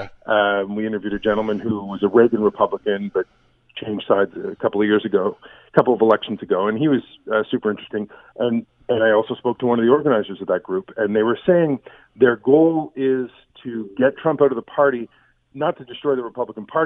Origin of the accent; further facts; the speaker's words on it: Canada; we're Canadian journalists